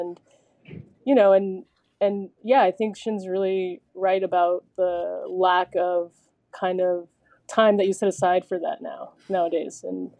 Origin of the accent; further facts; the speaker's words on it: Arizona, United States; Yeah, I mean, obviously, like, growing up in Arizona